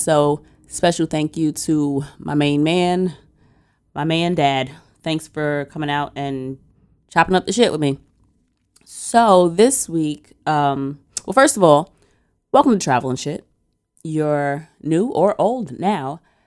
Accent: New York, United States; as a New Yorker

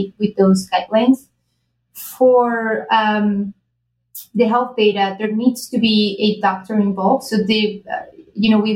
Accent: Spain; now in United States; I'm originally from Spain

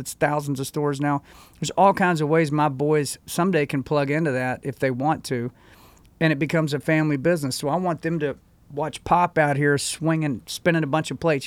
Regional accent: United States; as an American

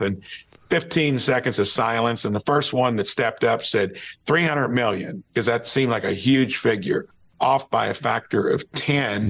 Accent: Jasper, Indiana, United States; from Jasper, Indiana

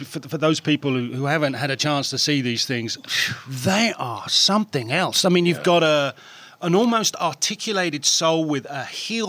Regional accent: Philadelphia, Pennsylvania, United States; I'm from Philly, I grew up on the streets, this is me

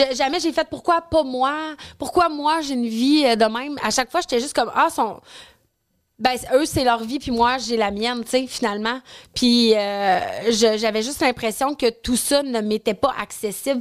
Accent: Quebec City, Quebec, Canada; moi je viens de Québec, puis je trouvais que ça faisait pas de sens que j'avais pas de comptoir sushi à la maison à Québec

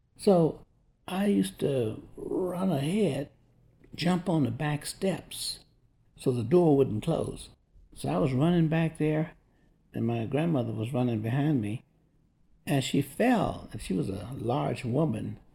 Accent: Tampa, Florida, United States; I grew up in Tampa, Florida

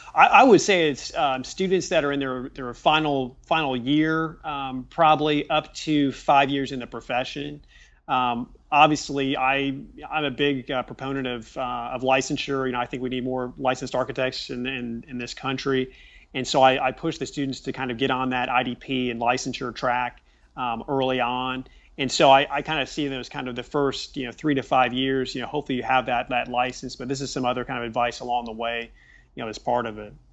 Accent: Richmond, Indiana, United States; growing up in Richmond, Indiana

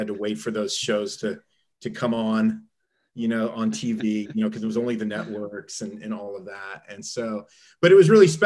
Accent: Southern California, United States; now in Ohio, United States; I grew up in Southern California. There were no seasons.

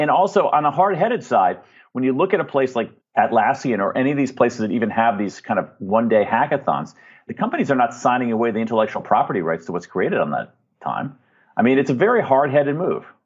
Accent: United States; I'm an American

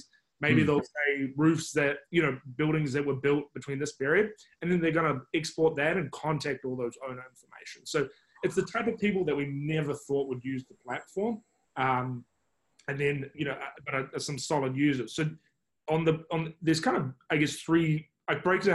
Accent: New Zealand; now in United States; you can probably judge by my accent. I'm not from the States, I'm from New Zealand originally.

